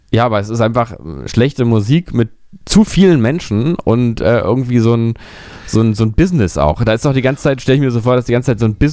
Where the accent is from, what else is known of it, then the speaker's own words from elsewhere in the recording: Berlin, Germany; das sage ich ganz ehrlich hier aus meiner Perspektive als Berliner